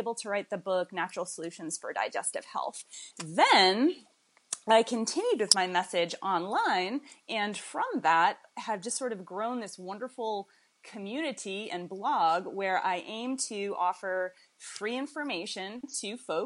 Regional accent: Boston, Massachusetts, United States; moved away as an adult; now in Winston-Salem, United States; I am originally from Boston, Massachusetts, and that's where I went to college

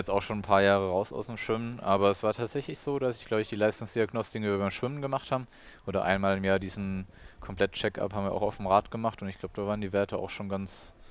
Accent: Odenwald, Germany; ich bin im Odenwald oder am Rande des Odenwalds aufgewachsen.

